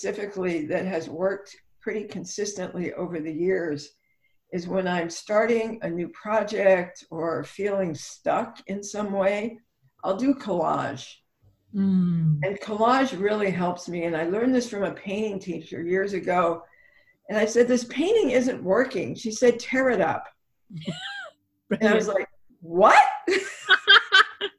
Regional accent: Ireland; I'm Irish

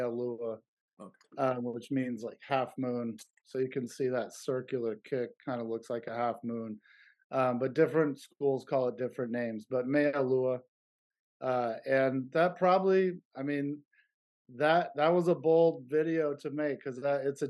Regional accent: Berkeley, California, United States; also born or lived in San Jose; my hometown of Berkeley

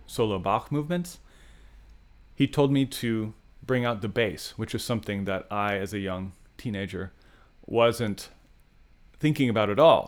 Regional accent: San Luis Obispo, California, United States; As a young person growing up in San Luis Obispo

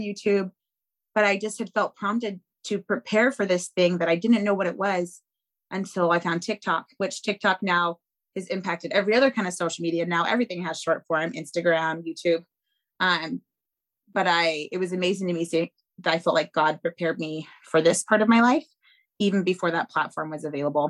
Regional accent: Seattle, Washington, United States; I grew up in South Seattle

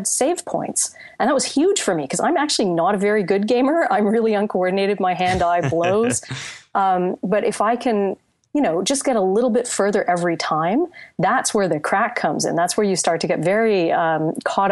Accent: Canada; I speak as a Canadian here

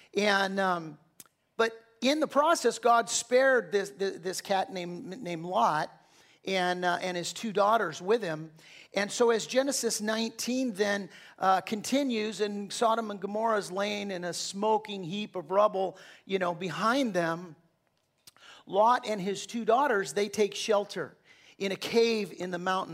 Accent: Southern California, United States; I'm from Southern California

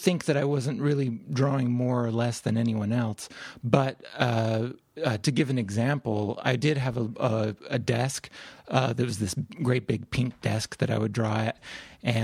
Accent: Utah, United States; also born or lived in Louisiana; I grew up in the West. I grew up in Utah.

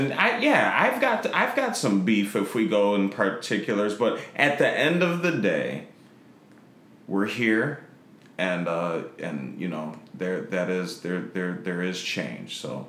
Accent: Chicago, Illinois, United States; in the Lincoln Park area, but when I was a kid, Cabrini Green was still around. Shouts out to 500 and 502 West Oak. Marshall Field Gardens. off of Sedgwick near North Avenue.

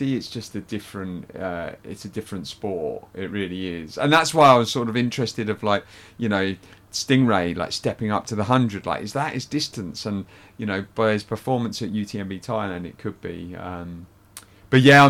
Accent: United Kingdom; being British

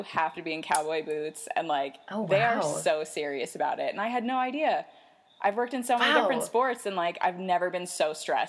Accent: New York, United States; moved away as an adult; also born or lived in Miami; now in Colorado, United States; But I grew up in New York. I went to the University of Miami for college, and now I'm living in Colorado.

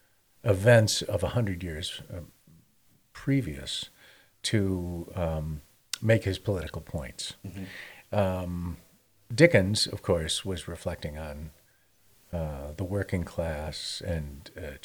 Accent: Chicago, Illinois, United States; I'm from Chicago

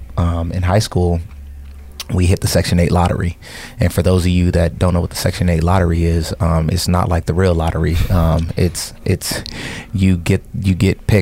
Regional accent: San Diego, California, United States; also born or lived in Columbus, Ohio; we grew up in San Diego

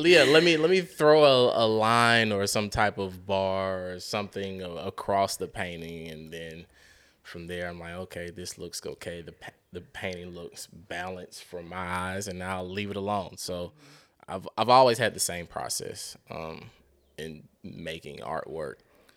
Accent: Decatur, Georgia, United States; The only time I would ever say, hey, I'm from Atlanta, and it's very loosely, as if I'm out of town

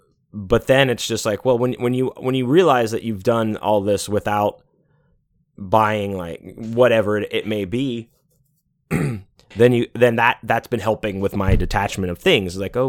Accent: Pittsburgh, Pennsylvania, United States; You know, I myself am born and native of Pennsylvania. I was born in Pittsburgh.

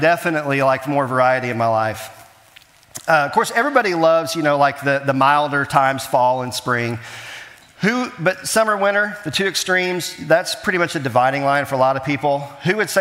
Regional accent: Kansas City, Missouri, United States; I was born in Kansas City

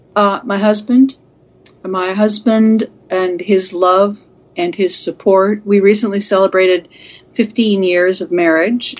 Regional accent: Seattle, Washington, United States; I grew up in West Seattle when it was almost completely white

